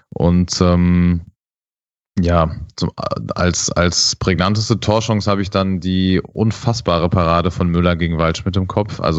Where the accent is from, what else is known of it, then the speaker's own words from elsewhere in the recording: Freiburg, Baden-Württemberg, Germany; komischer äh, äh, Freitagabend, den ich so gar nicht verstehen würde als, als Freiburger.